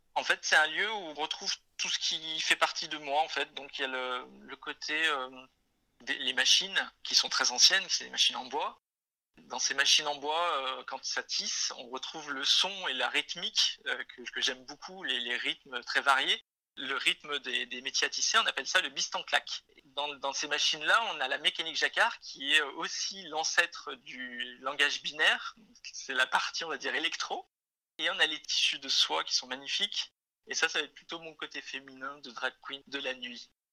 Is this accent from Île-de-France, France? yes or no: no; Isère, Auvergne-Rhône-Alpes, France; now in Lyon, France; je viens d'un petit village de l'Isère. J'habite à Lyon depuis environ 22 ans